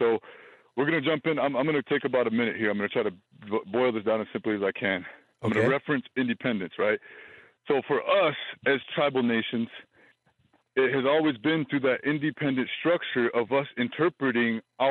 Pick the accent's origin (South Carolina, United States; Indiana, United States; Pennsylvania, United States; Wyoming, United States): Wyoming, United States; Wind River Indian Reservation; I come from the Wind River Indian Reservation.